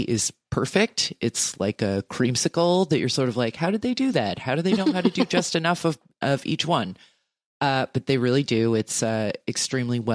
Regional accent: New Jersey, United States; I am a magpie from New Jersey

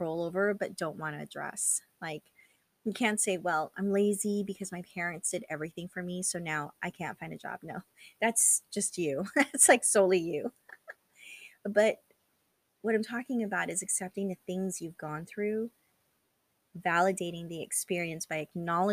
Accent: California, United States; also born or lived in Philippines; I was born in the Philippines and then moved to California when I was 4

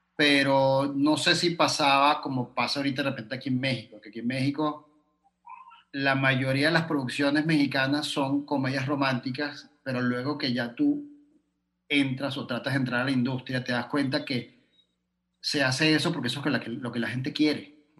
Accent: Venezuela; moved away; me fui de Venezuela, porque cuando estaba en Venezuela

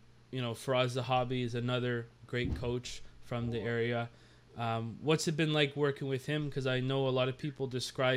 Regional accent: Nova Scotia, Canada; I'm from Nova Scotia here

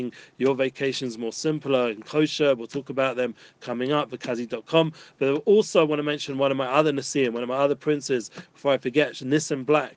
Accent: London, United Kingdom; growing up in North London

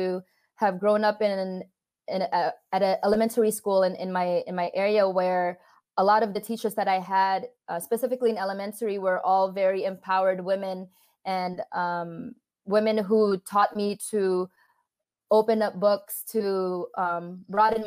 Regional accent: California, United States; also born or lived in Philippines; we moved from the Philippines to California, my parents got a divorce shortly thereafter. And so as I grew up

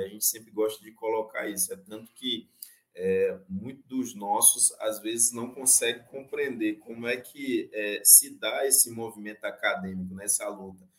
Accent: Santa Cruz Cabrália, Bahia, Brazil; minha aldeia fica aqui no estado da Bahia, no município de Santa Cruz Cabralha

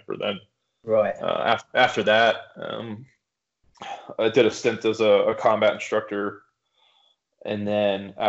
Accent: western Pennsylvania, United States; I grew up in kind of rural Pennsylvania on the East Coast. I grew up on the western side of the state

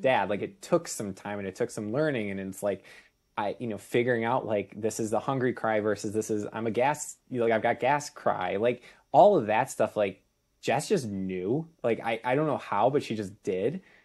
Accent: Chicago, Illinois, United States; moved away as an adult; also born or lived in Saint Louis; we're originally both from the Chicago area.

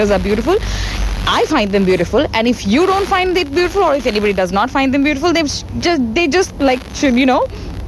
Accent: Assam, India; I am from Assam.

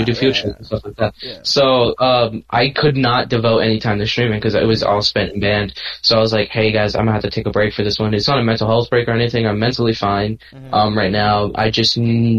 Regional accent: California, United States; Everyone knows I'm from California

